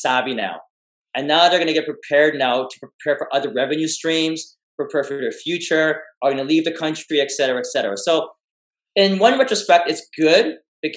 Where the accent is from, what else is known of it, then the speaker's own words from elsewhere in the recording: Canada; I was born in Canada